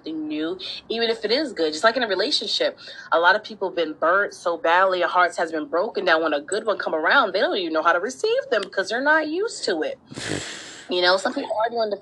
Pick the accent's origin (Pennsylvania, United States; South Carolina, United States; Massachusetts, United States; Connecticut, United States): Connecticut, United States; now in Indiana, United States; I'm originally from Connecticut